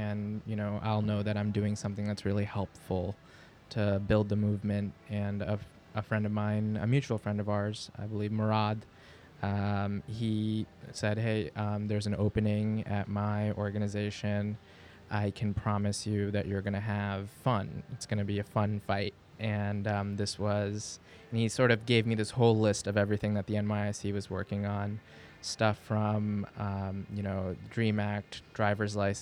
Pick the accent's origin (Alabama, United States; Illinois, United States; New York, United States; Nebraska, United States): New York, United States; New York City; also born or lived in Lahore, Pakistan / Long Island, New York; I was born in Bay Ridge in Brooklyn on 9/11/1990